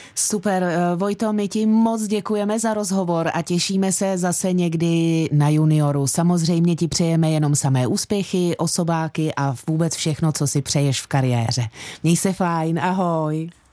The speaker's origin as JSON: {"language": "Czech", "town": "Sázava", "region": "Central Bohemian Region", "country": "Czechia", "said": "protože jsem ze Sázavy a ta je jak známo v dolíku"}